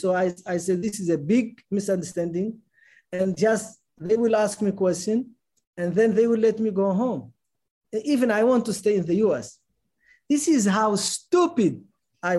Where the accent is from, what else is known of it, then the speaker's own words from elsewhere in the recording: Mauritania; moved away as an adult; also born or lived in Germany; I'm a Mauritanian citizen. I'm not an American citizen.